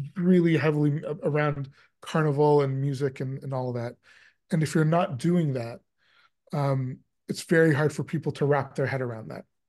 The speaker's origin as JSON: {"language": "English", "country": "Canada", "said": "I am Canadian and I spend a lot of time in Canada"}